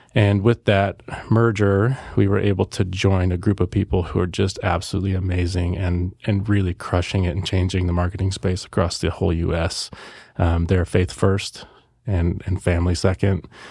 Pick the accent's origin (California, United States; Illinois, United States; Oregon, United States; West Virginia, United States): Oregon, United States; Salem; I was born here in Salem, Oregon. Lived here my entire life so far